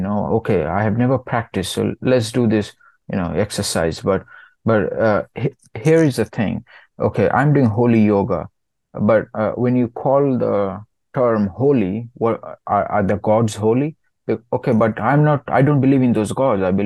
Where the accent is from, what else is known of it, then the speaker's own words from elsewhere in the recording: India; As a Indian, as a born Hindu who comes from India